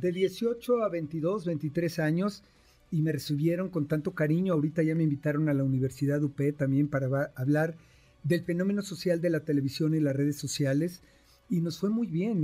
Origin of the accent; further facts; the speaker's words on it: Mexico; somos mexicanos trabajadores, fregones